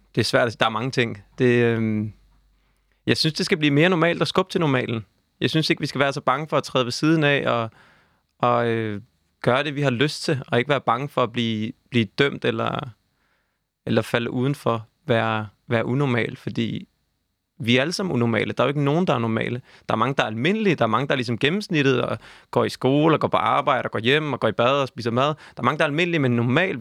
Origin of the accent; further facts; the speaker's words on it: Copenhagen, Capital Region of Denmark, Denmark; jeg er 29 år, jeg er fra København